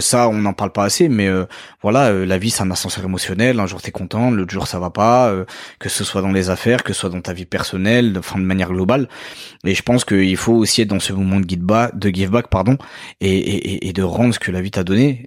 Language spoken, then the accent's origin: French; France; also born or lived in Mauritius / Paris; moi j'ai évolué en France, j'ai grandi en France, je continue à, vivre dans ce pays-là.